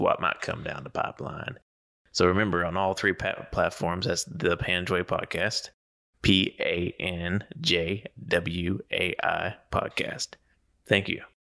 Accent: Kentucky, United States; moved away; I'm from Kentucky originally

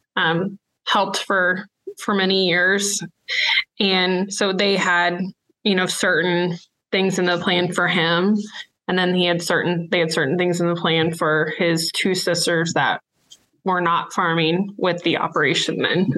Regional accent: Illinois, United States; moved away as an adult; now in Kansas, United States; I'm from Illinois, and I grew up on a grain and livestock farm there

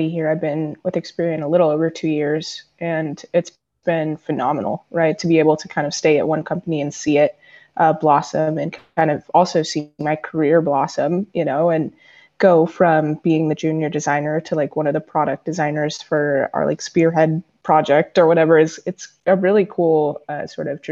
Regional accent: San Diego, California, United States; I was a kid from San Diego

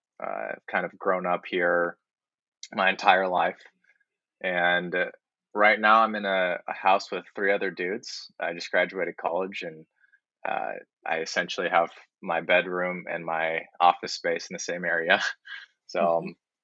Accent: Japan; born there; So Kuma Wave, I was born in Japan along with my brother. We're half Japanese. My mom's Japanese.

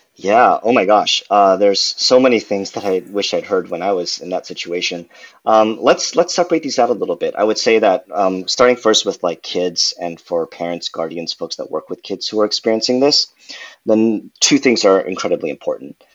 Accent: Irvine, California, United States; also born or lived in New York; I grew up in Southern California, went to college in New York, uh, and now I'm happy to be back home in California

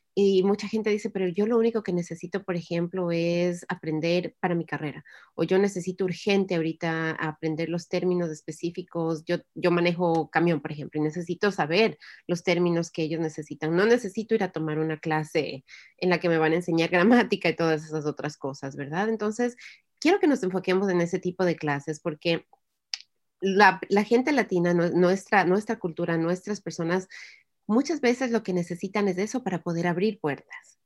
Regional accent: Ecuador; first language Spanish; now in United States; yo en el, Ecuador estuve estudiando inglés desde que estuve en el, en kinder

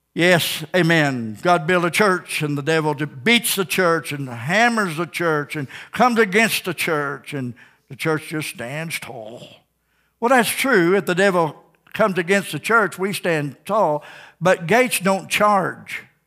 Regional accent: Ozark, United States; I grew up in Ozark

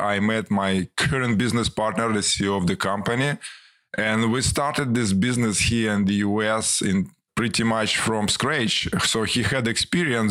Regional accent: Ukraine; English is a second language; moved away as an adult; also born or lived in Moscow, Russia; now in United States; I was born in Soviet Union and Ukrainian Republic of Soviet Union

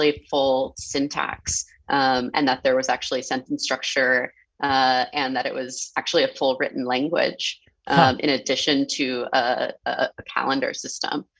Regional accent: San Francisco, California, United States; I grew up in San Francisco

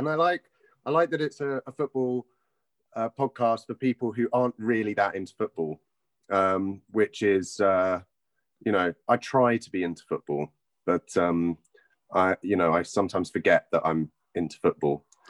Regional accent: London, United Kingdom; I grew up in Stoke Newington

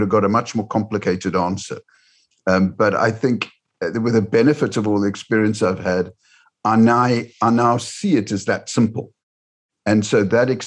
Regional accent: Cape Town, Western Cape, South Africa; moved away; also born or lived in United Kingdom / Sydney, Australia; I grew up in Cape Town, South Africa, and then came over to the United Kingdom. I've lived in Australia.

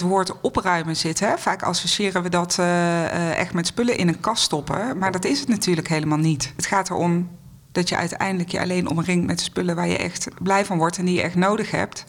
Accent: North Brabant, Netherlands; moved away as an adult; now in Amstelveen, Netherlands; Ik kom oorspronkelijk uit Brabant, maar sinds meer dan twintig jaar ben ik al gezetteld boven de rivieren.

